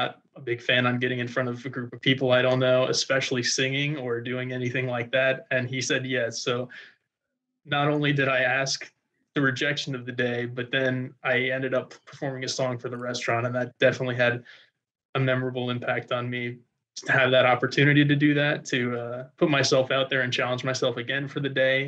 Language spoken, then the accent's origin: English; outside New Orleans, Louisiana, United States; I'm from outside New Orleans, Louisiana.